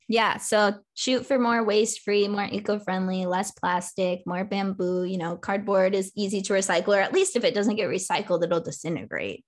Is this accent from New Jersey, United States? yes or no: no; California, United States; I'm from California, so I always grew up recycling